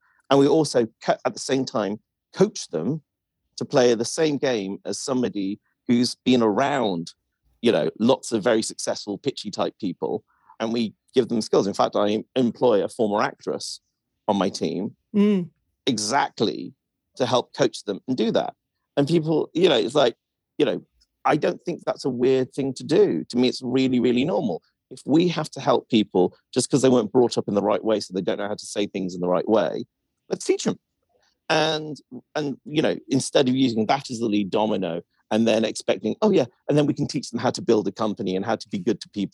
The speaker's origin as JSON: {"language": "English", "area": "Welsh", "region": "Wales", "country": "United Kingdom", "said": "I'm Welsh"}